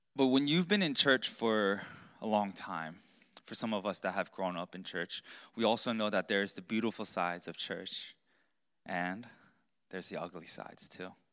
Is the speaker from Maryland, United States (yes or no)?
yes; Baltimore, Maryland, United States; We grew up in Baltimore, and so we're huge Baltimore Ravens fan